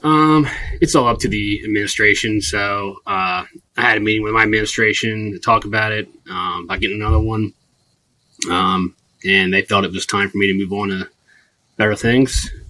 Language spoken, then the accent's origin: English; Delaware, United States; born and raised in uh, Delaware. Um, lived here my whole life.